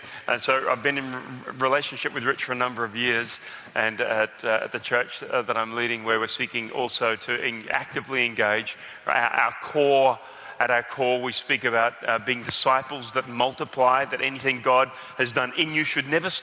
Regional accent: Australia; accent: Australian

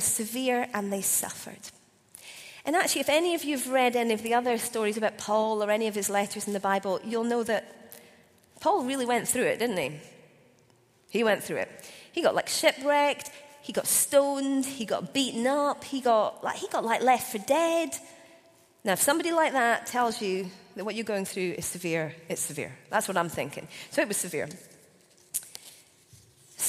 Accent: Scotland, United Kingdom; as a Scottish person, 6 months after I'd become a Christian

